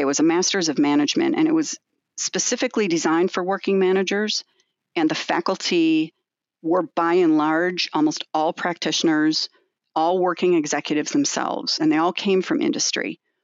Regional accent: Evanston, Illinois, United States; I grew up near the Skokie area in Evanston.

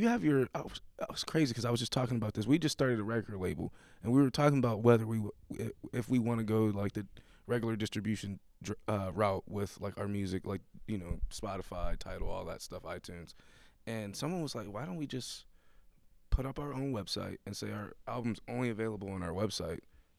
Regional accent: Buffalo, New York, United States; now in Pittsburgh, United States; So I moved here from Buffalo, New York.

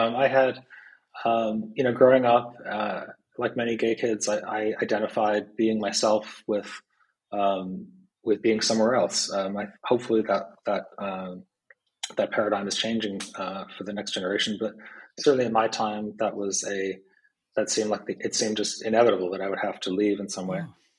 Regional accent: Pittsfield, Massachusetts, United States; we do actually pass over Pittsfield, my hometown. And it's really a really wonderful and sometimes almost eerie experience. It's a pretty small place.

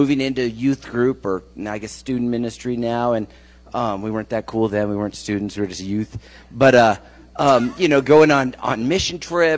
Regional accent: San Francisco Bay Area, California, United States; also born or lived in Colorado Springs, Colorado; I was born in Colorado Springs, but when I was about 7, we moved to the San Francisco Bay Area

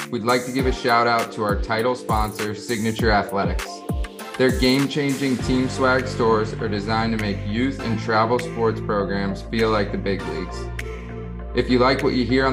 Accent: South Florida, United States; growing up in South Florida

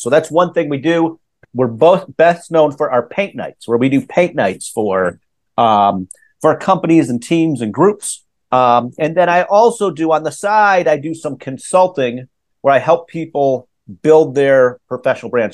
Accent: Minneapolis, Minnesota, United States; I grew up in in Minnesota, Minneapolis.

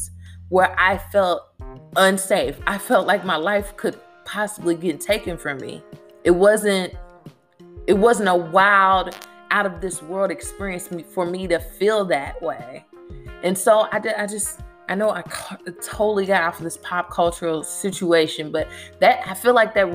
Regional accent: Louisville, Kentucky, United States; my hometown, Louisville, Kentucky

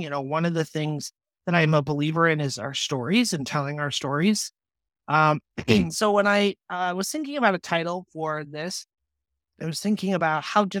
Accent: Colorado, United States; born there; also born or lived in Texas; now in Iowa, United States; So I was born in Colorado in 1987. And we moved throughout the United States.

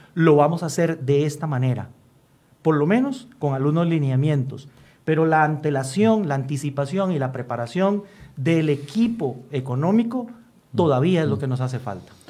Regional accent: Costa Rica; como costarricenses

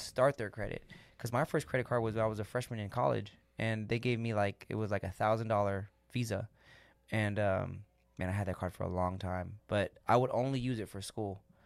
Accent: United States; we as American citizens

